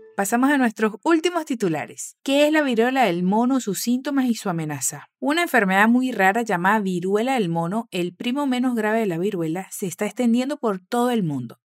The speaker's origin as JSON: {"language": "Spanish", "country": "Venezuela", "said": "tu profe venezolana aquí en Fluency Academy"}